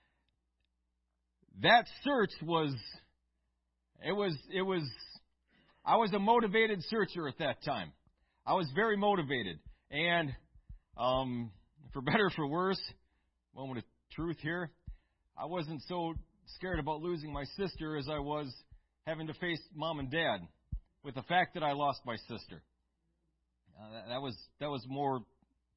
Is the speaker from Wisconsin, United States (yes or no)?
yes; Eau Claire, Wisconsin, United States; We grew up in Eau Claire